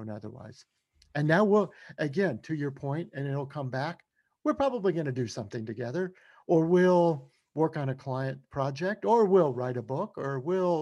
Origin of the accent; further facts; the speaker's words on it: Shreveport, Louisiana, United States; One of my first jobs in college was as a DJ, you know, at a soul disco music station in my hometown of Shreveport, Louisiana